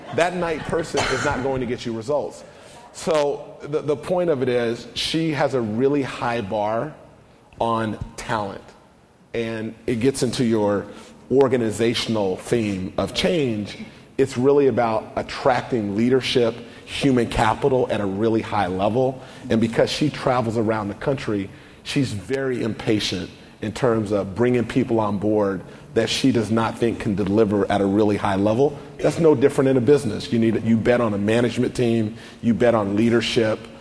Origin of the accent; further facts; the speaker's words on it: United States; I grew up in the Oak Park community, not too far from here